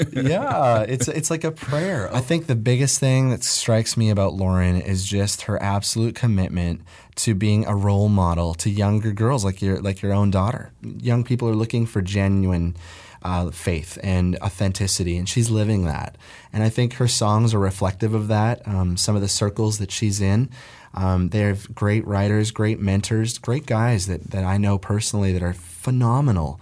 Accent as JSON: {"language": "English", "region": "Nova Scotia", "country": "Canada", "moved": "yes", "said": "I'm originally from Nova Scotia"}